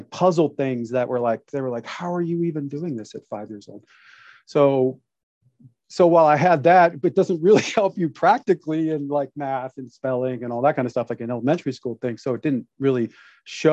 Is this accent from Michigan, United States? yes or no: yes; Detroit, Michigan, United States; now in Santa Clarita, United States; I was born in Detroit, Michigan